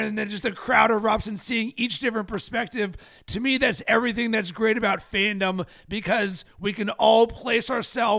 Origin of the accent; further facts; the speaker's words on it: Pittsburgh, Pennsylvania, United States; I'm from Pittsburgh and I'm a Penguins fan